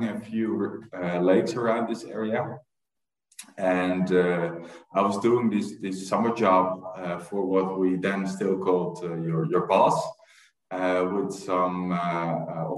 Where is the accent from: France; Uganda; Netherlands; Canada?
Netherlands; Leimuiden, South Holland; I was born and raised in a small village called Leimuiden, which is close to Amsterdam.